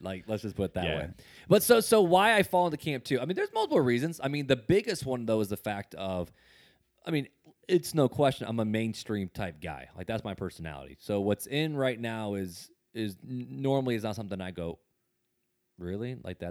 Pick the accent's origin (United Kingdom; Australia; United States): United States; Indiana; Like I grew up in Northwest Indiana, right outside of Gary, which Gary's a very hip hop basketball culture group.